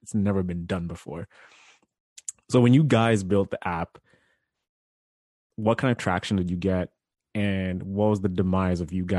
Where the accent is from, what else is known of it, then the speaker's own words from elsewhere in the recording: Sarnia, Ontario, Canada; moved away; I was back in my hometown in Sarnia, Ontario.